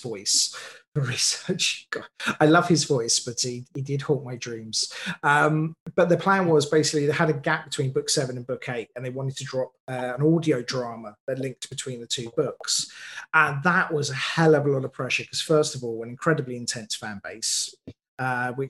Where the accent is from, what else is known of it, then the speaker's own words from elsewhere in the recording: United Kingdom; I'm a British writer